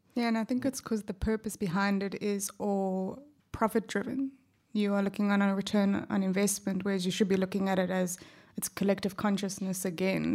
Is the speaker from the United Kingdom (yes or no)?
no; South Africa; accent: South African; also born or lived in Perth, Australia; now in Australia; my accent gives away that I'm originally from South Africa.